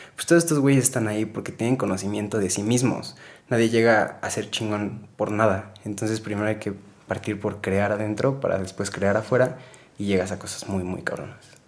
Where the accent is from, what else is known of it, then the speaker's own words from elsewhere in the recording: Mexico; todos estamos súper, súper pues, arraigados al machismo como mexicanos